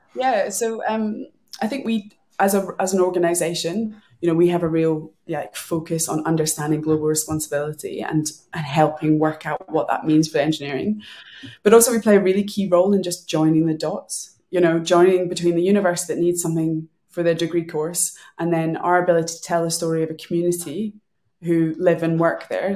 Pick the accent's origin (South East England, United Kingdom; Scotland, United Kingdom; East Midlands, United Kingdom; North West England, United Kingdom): Scotland, United Kingdom; Glasgow; now in London, United Kingdom; I'm a Glaswegian.